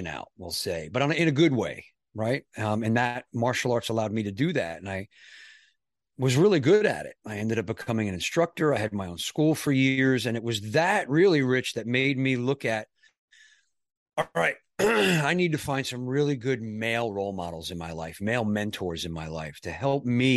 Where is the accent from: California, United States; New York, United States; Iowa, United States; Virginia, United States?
New York, United States; I grew up in New York